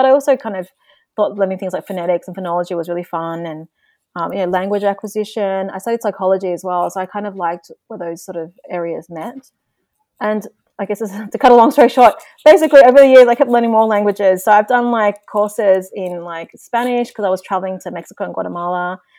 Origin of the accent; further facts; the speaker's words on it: Australia; first language Vietnamese; also born or lived in Belgium; because I was born and raised in Australia, like going to school, English becomes very dominant from a young age. So English is my primary language basically these days. But Vietnamese is, I am bilingual and I speak it pretty well.